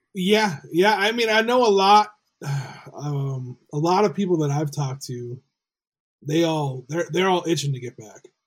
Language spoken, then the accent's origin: English; Rhode Island, United States; I grew up in Rhode Island